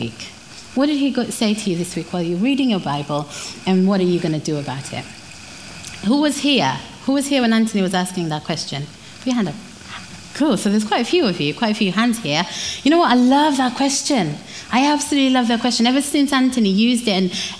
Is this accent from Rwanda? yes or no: yes; Rwanda; moved away; I'm from Rwanda